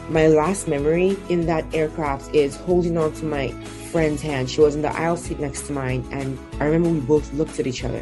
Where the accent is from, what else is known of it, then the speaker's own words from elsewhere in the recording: Nigeria; I grew up in Nigeria, which is where I was born and where I'm from.